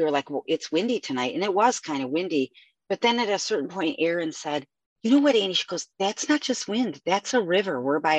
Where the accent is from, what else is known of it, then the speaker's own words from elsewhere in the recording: Avon Lake, Ohio, United States; I grew up in Avon Lake